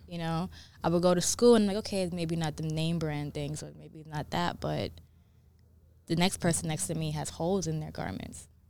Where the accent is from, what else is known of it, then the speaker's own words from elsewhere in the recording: New York City, New York, United States; also born or lived in Brooklyn; now in Los Angeles, United States; I was raised in New York, raised in the Bronx, uh, and then I moved to Brooklyn.